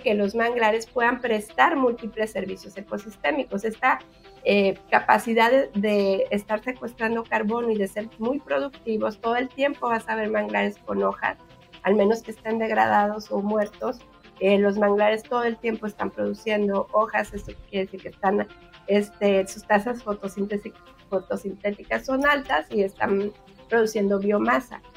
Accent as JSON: {"language": "Spanish", "country": "Mexico"}